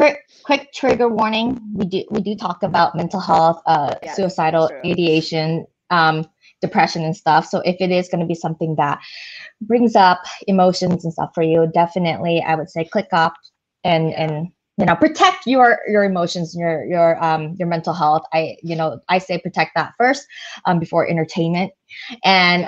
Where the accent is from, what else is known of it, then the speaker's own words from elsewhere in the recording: United States; we're American